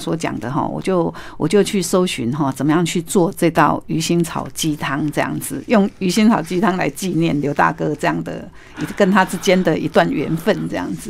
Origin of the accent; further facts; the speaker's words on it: Taiwan; 所以它的那个春卷跟我们台式的春卷是不一样的